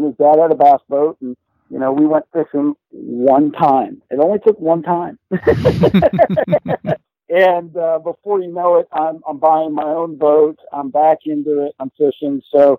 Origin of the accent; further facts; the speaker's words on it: Florida, United States; moved away as an adult; also born or lived in Pittsburgh, Pennsylvania; my parents moved us to Florida early on. So from like 10 to I'd say about 20 or so, 22, I lived in Florida